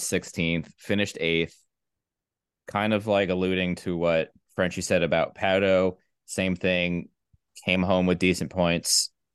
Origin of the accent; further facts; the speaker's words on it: United States; I'm from America